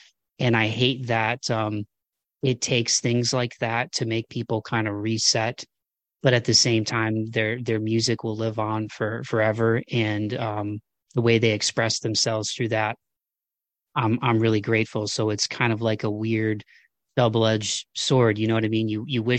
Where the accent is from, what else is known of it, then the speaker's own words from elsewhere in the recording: Midwest, United States; maybe it's just part of where I grew up in the Midwest, where it's just kind of like, hey, you rub some dirt on it and, you know, boys don't cry